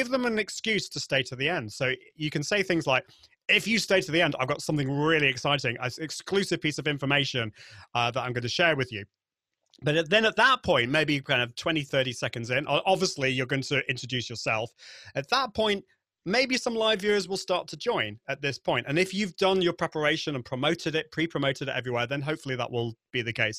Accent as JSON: {"language": "English", "country": "United Kingdom", "accent": "British", "said": "my British accent"}